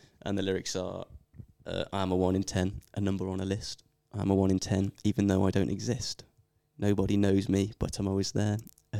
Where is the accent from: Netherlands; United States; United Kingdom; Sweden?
United Kingdom; Birmingham, West Midlands; I'm from Birmingham